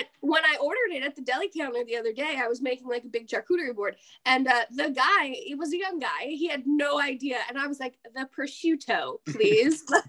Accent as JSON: {"language": "English", "region": "New Jersey", "country": "United States", "said": "who we are as New Jerseyans."}